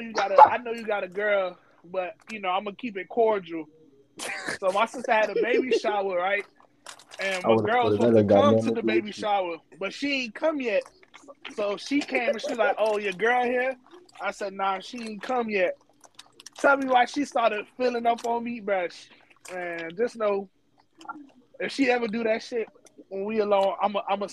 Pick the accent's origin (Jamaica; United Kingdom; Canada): Jamaica; also born or lived in Iowa; I'm Jamaican